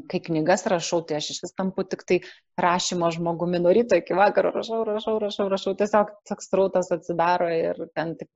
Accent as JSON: {"language": "Lithuanian", "town": "Vilnius", "region": "Vilnius County", "country": "Lithuania"}